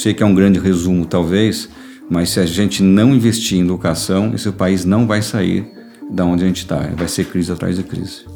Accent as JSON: {"language": "Portuguese", "country": "Brazil", "said": "estou falando mesmo como cidadão brasileiro"}